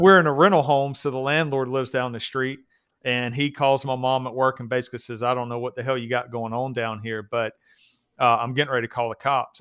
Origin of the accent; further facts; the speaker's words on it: the South, United States; I grew up in the South